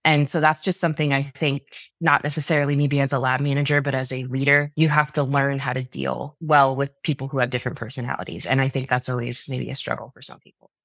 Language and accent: English; New York, United States; moved away as an adult; I grew up in New York for the first twenty-two years of my life